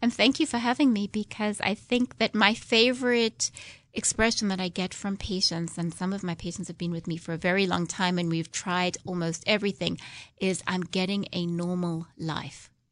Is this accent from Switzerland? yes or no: no; South Africa; now in United States; I'm originally from South Africa, if you didn't guess from my accent